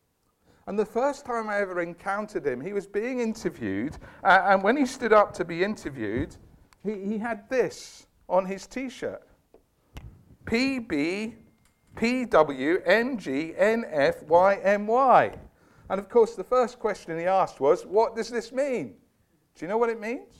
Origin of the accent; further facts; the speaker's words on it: Scotland, United Kingdom; I was brought up in Scotland